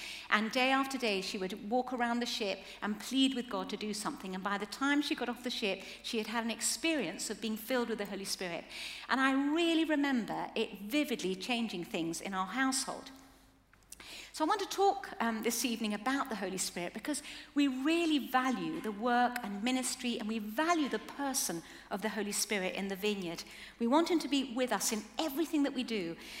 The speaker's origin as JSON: {"language": "English", "country": "Chile", "tie": "born or raised there", "said": "Now, as we were growing up in Chile, things must have been pretty hard to grow up in quite a lot of sort of, they were quite short of money, there were earthquakes, military coups, a lot of political unrest"}